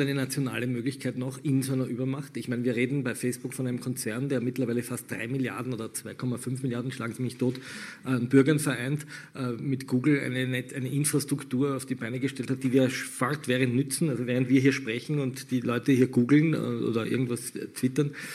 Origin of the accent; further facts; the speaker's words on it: Austria; bei uns in Österreich